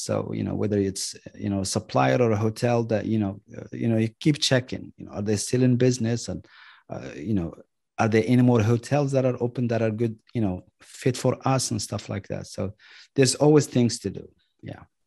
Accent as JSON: {"language": "English", "town": "Marrakesh", "region": "Marrakesh-Safi", "country": "Morocco", "tie": "born or raised there", "moved": "as an adult", "lives_now": "United States", "said": "I was born and raised in Marrakesh"}